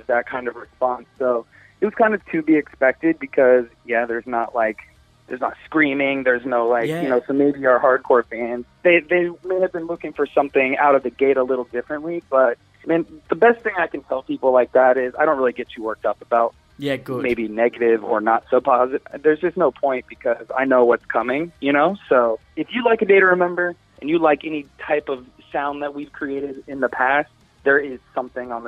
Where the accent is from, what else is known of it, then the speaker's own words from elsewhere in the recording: Florida, United States; we're from Florida